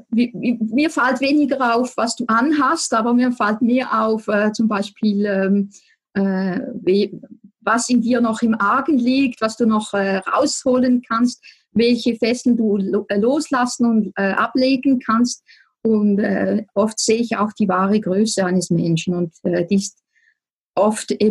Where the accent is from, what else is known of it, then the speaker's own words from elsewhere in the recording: Switzerland; now in Appenzellerland, Switzerland; man hört es ganz sicher, ich komme aus der Schweiz, ich wohne im Appenzellerland.